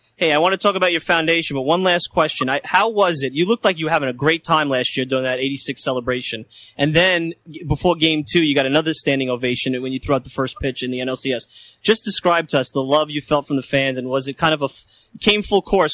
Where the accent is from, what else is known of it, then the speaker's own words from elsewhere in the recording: New York, United States; accent: New York; my New York accent